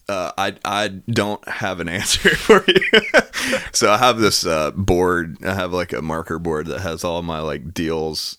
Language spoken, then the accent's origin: English; Knoxville, Tennessee, United States; also born or lived in Farragut; grew up in Knoxville